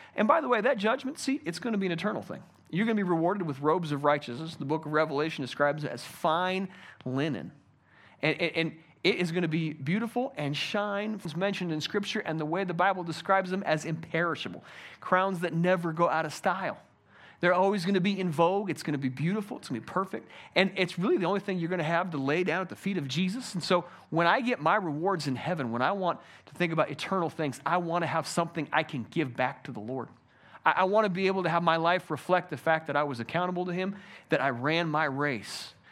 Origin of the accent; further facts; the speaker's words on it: United States; I'm an American